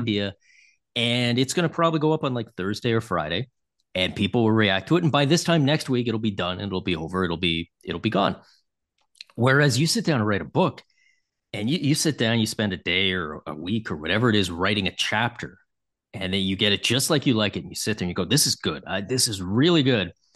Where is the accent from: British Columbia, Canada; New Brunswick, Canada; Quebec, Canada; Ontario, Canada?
Ontario, Canada; Toronto; I grew up in Toronto